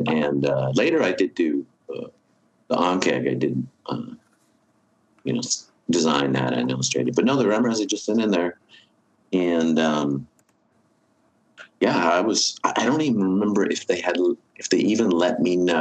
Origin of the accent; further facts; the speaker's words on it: Berkeley, California, United States; I grew up in Berkeley. I went to high school in Berkeley